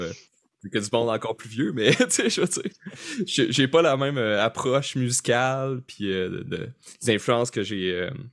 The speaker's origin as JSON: {"language": "French", "town": "Rimouski", "region": "Quebec", "country": "Canada", "tie": "born or raised there", "said": "moi, je viens de Rimouski"}